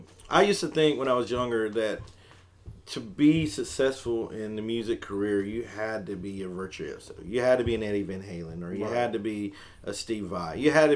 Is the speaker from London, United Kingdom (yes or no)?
no; Aberdeen, Scotland, United Kingdom; Aberdeen being my hometown, and I hardly get a chance to even go there anymore because I'm so busy